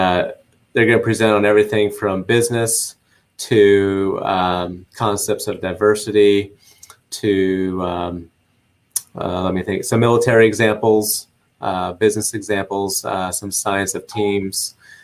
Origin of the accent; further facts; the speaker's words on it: Nebraska, United States; Well, it's funny. The state motto is the good life.